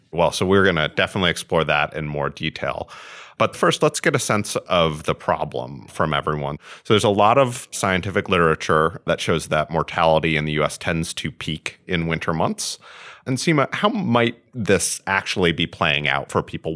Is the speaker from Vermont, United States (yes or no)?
yes; Vermont, United States; I grew up in Vermont for the most part, where it gets very cold in the winter.